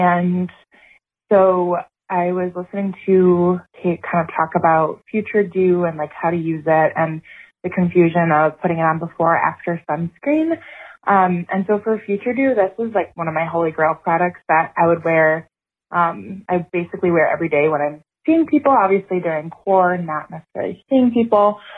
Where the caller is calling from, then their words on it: Wisconsin, United States; I'm a listener from Wisconsin.